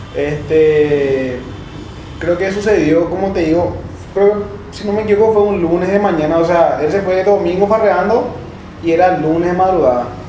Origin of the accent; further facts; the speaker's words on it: Paraguay; Como buen paraguayo